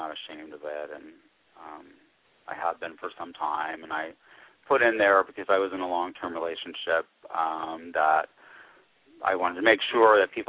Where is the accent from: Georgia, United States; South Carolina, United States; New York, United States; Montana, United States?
Georgia, United States; moved away as an adult; I'm from the Deep South